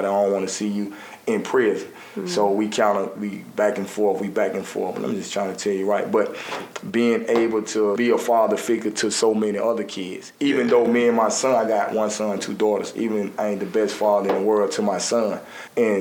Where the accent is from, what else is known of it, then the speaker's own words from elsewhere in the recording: Avondale, Southtown, Kingston, Alabama, United States; also born or lived in Gate City; I grew up in Avondale, Southtown, Kingston